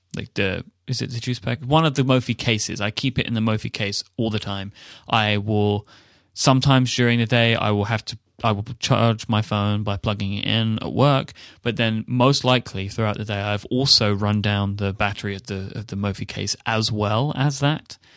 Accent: United Kingdom; the British guy

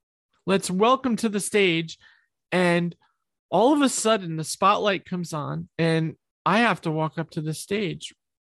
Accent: New York, United States; I'm from New York. I say the F word a lot

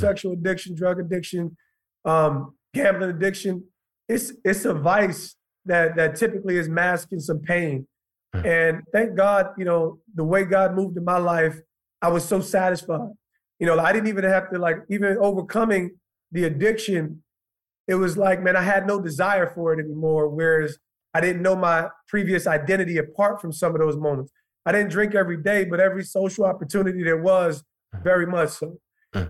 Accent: Montclair, New Jersey, United States; also born or lived in Livingston, New Jersey / East Orange, New Jersey; I'm an East Orange Montclair kid. Commuted into Montclair when I was 10 years old

